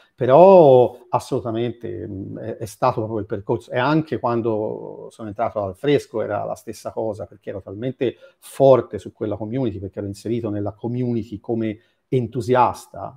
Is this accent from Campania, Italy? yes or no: no; Florence, Tuscany, Italy; accent: Florentine; sono di Firenze